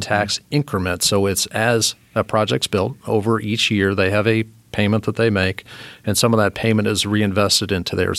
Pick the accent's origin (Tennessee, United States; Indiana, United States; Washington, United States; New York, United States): Indiana, United States; Morristown; also born or lived in Germany / Italy / Texas; now in Fishers, United States; grew up in Morristown, Indiana. Uh, that's where I was for the most part